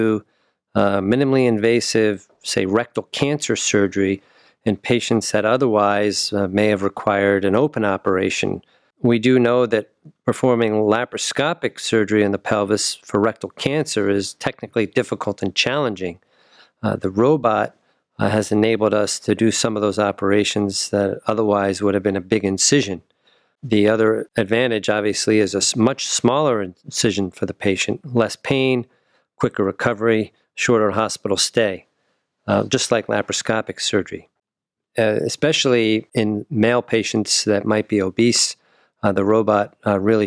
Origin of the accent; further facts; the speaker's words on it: New Jersey, United States; moved away as an adult; also born or lived in New York / Wisconsin / St. Louis / Cincinnati; now in Cleveland, United States; I was born in New York, grew up in New Jersey